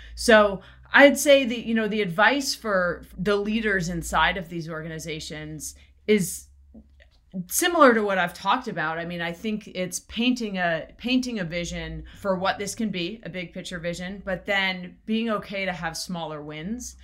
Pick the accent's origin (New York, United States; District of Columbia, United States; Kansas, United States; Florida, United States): Florida, United States; South; also born or lived in Jamaica; So I grew up in Florida, in South Florida. I was actually born in Jamaica and then, uh, grew up in, in South Florida